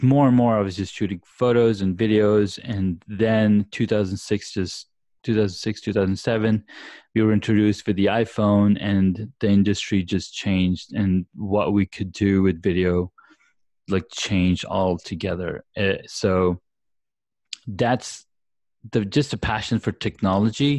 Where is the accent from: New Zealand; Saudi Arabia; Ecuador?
Saudi Arabia; moved away; I grew up back in Saudi Arabia